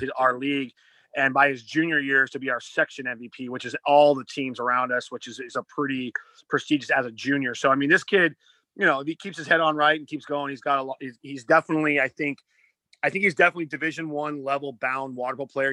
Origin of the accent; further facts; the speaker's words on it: Seattle, Washington, United States; moved away as an adult; also born or lived in Davis, California; When I grew up in Washington, uh, I played club water polo